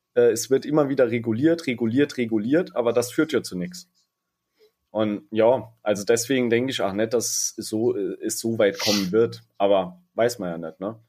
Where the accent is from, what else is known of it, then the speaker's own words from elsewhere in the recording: Saarland, Germany; bei uns im Saarland